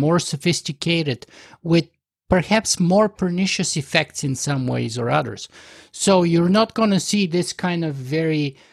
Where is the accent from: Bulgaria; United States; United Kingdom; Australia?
Bulgaria; now in Canada; I grew up in Bulgaria